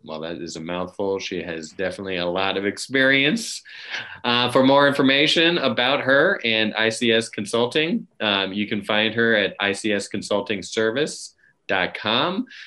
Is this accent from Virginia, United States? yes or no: yes; Virginia, United States; my home state of Virginia